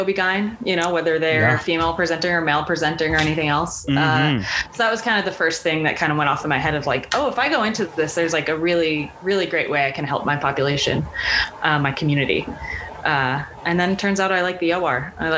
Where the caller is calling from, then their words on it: Milwaukee, Wisconsin, United States; I'm calling you from Milwaukee, actually.